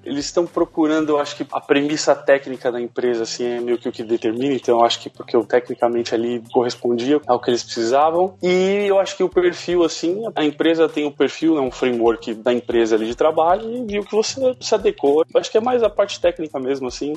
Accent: São Paulo, Brazil; moved away as an adult; now in Seattle, United States; eu sou de São Paulo, morei, morei a vida toda em São Paulo, me mudei, mudei pra Seattle

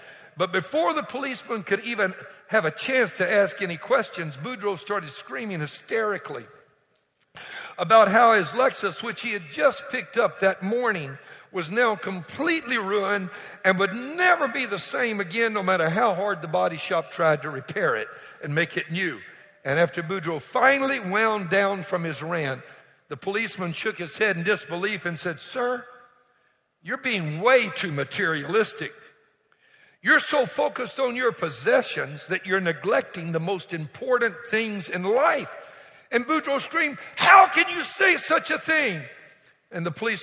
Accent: Louisiana, United States; now in Houston, United States; I was born, raised in Louisiana, marsh mud between my toes

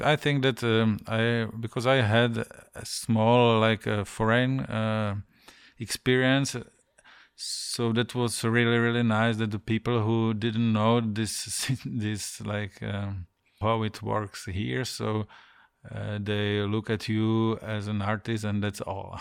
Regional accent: Ostrava, Moravian-Silesian Region, Czechia; English is a second language; now in Prague, Czech Republic; I was born in Ostrava in some prefab building, you know, everything was gray around

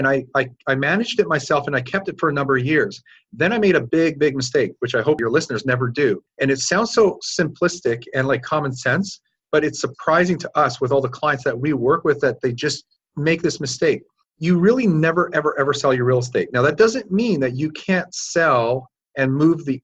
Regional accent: Calgary, Alberta, Canada; moved away as an adult; now in Orange County, United States; I'm originally from Calgary, grew up and went to school and all that kind of stuff

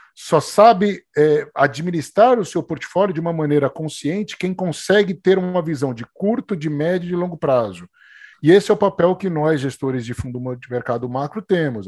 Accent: Brazil; A gente é brasileiro

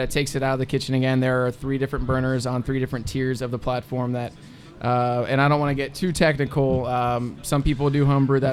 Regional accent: Anderson Township, Ohio, United States; I'm from Anderson Township

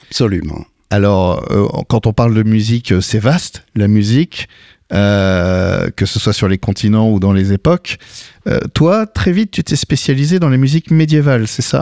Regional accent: United States; French is a second language; moved away as an adult; now in France; Je suis américain d'origine. Tu es né sur les aux terres des États-Unis.

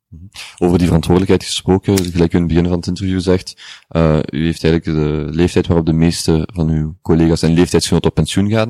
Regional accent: Genk, Flanders, Belgium; ik ben van Genk

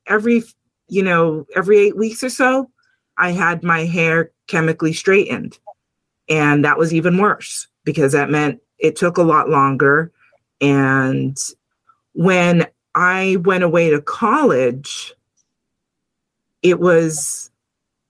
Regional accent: Lawrence, Massachusetts, United States; I come from Lawrence, Massachusetts, which currently is the second largest Dominican community in the United States.

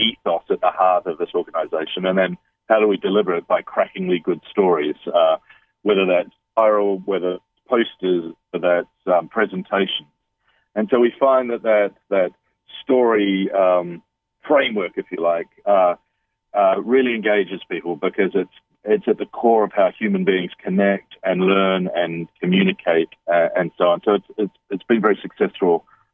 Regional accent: New Zealand; also born or lived in London, United Kingdom / Bali, Indonesia; now in United Kingdom; I'm a Kiwi. I'm a New Zealander, though I've lived in London in the United Kingdom. I'm currently living in Bali

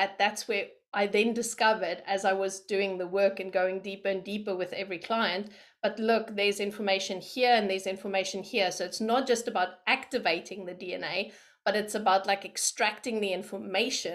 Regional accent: South Africa; moved away as an adult; also born or lived in London, United Kingdom; So I am from South Africa and I was born there.

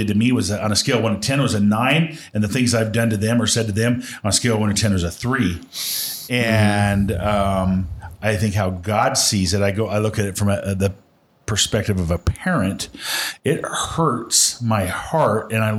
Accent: Western Nebraska, United States; I grew up in Western Nebraska

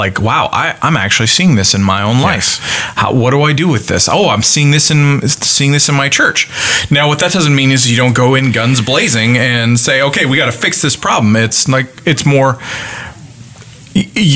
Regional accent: Canada; moved away; me being a Canadian transplant

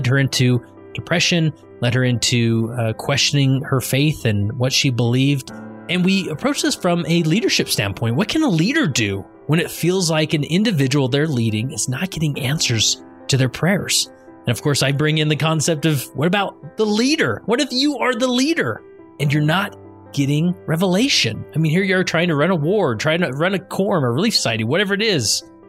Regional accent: West Valley City, Utah, United States; born or raised there; now in Stansbury Park, United States

